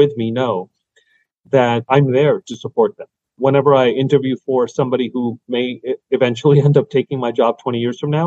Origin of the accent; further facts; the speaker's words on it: New York City, New York, United States; also born or lived in Long Island, New York; I grew up in Brooklyn and Queens and then Long Island for high school and, you know, middle school